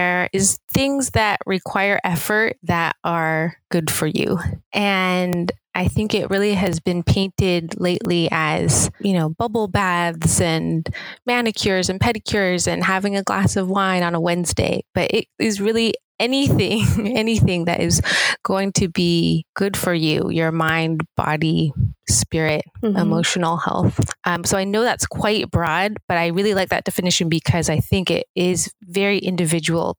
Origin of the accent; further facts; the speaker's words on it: Seattle, Washington, United States; moved away as an adult; also born or lived in Los Angeles, United States / Pasadena, United States; was born and raised in Seattle